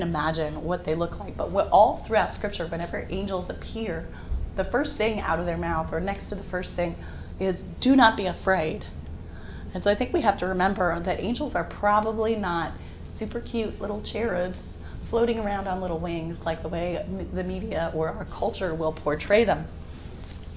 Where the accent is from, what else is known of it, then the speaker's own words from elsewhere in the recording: Western Pennsylvania, United States; I grew up in Western Pennsylvania